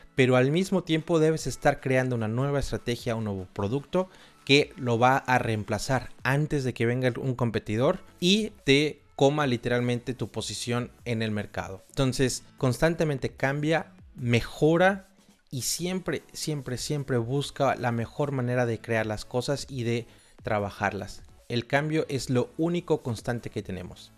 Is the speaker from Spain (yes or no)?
no; Xalapa, Veracruz, Mexico; moved away as an adult; also born or lived in Argentina / Vienna, Austria; No nací en una gran urbe, en realidad nací en una ciudad muy cultural pero bastante pequeña llamada Jalapa